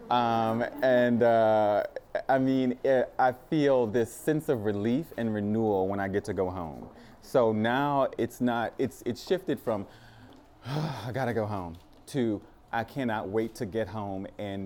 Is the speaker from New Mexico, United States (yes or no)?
no; Thibodaux, Louisiana, United States; moved away; also born or lived in New York; I'm from a really small town. It's called Thibodaux, Louisiana